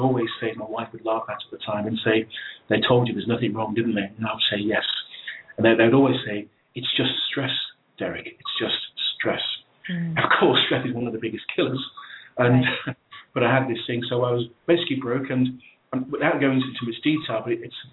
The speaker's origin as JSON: {"language": "English", "region": "England", "country": "United Kingdom", "tie": "born or raised there", "said": "I was born in England"}